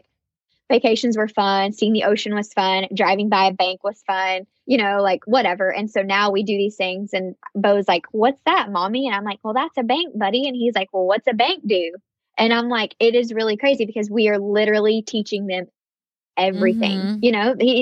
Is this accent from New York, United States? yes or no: no; Blacksburg, Virginia, United States; moved away as an adult; now in Myrtle Beach, United States; My hometown is really beautiful. Maybe Blacksburg, Virginia